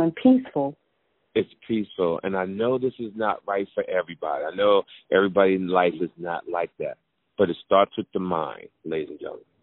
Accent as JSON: {"language": "English", "town": "Jersey City", "region": "New Jersey", "country": "United States", "tie": "born or raised there", "said": "I grew up in Jersey City, New"}